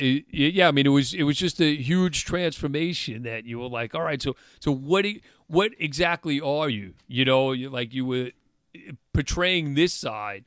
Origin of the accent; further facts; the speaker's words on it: Long Island, New York, United States; also born or lived in Stony Brook, New York; I moved from Longwood and Quorum area to Stony Brook in, in eleventh grade